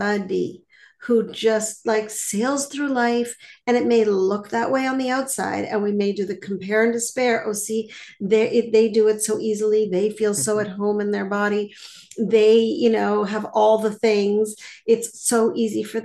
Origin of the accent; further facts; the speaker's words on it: Montreal, Quebec, Canada; now in Boston, United States; I live in Boston now, but I grew up in Montreal.